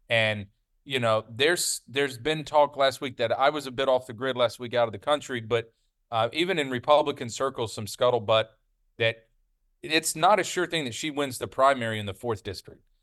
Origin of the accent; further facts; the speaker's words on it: the South, United States; you and I grew up in the South